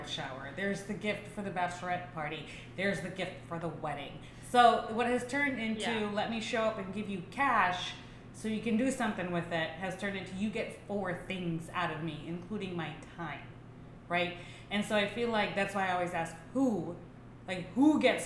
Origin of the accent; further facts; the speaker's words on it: Texas, United States; growing up in Texas